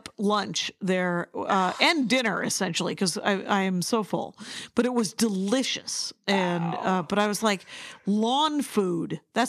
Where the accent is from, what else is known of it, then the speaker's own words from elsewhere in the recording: South Milwaukee, Wisconsin, United States; I'm from South Milwaukee, which is its own town. We have our own water treatment plant.